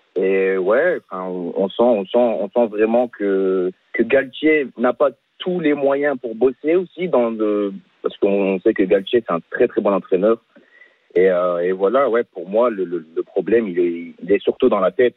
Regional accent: the North, France; Moi je suis, du Nord

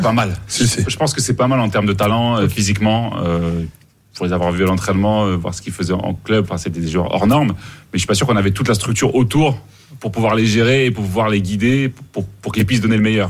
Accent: Mali; à Bamako, chez nous au Mali

